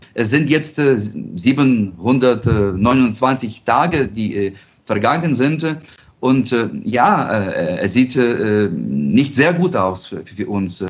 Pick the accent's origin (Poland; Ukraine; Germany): Ukraine; als Europäer als Ukrainer